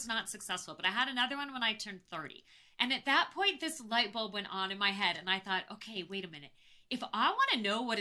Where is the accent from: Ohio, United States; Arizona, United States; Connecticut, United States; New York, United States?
Arizona, United States; Phoenix; I grew up in Phoenix and it was so damn hot in the summer